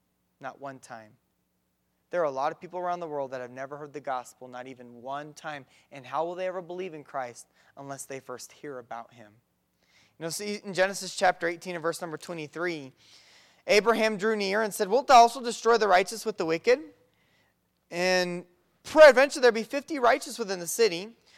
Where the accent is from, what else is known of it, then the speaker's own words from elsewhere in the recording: Mexico; No, I grew up in Mexico doing some karate for a couple years and martial arts